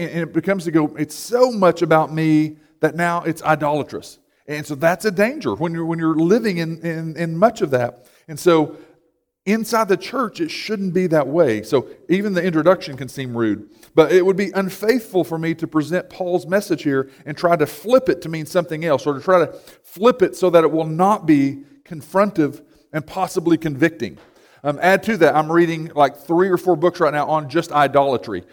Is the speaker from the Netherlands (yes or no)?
no; United States; we can identify more as American than we do with the gospel